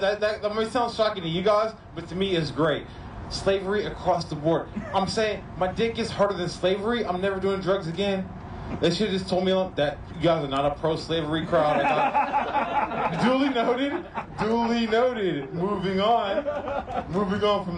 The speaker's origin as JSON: {"language": "English", "town": "Oakland", "region": "California", "country": "United States", "said": "I'm from Oakland"}